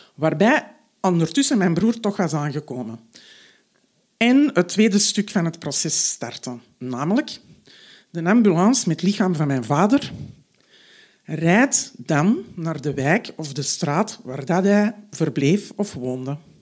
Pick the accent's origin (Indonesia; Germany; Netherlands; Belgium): Belgium; Antwerp, Flanders; Ik ben half Marokkaans, maar zo Belgisch, of beter gezegd zo Antwerps als maar zijn kan